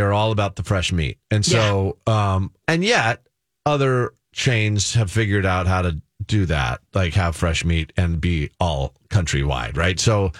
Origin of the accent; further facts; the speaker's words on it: California, United States; moved away; I grew up in California.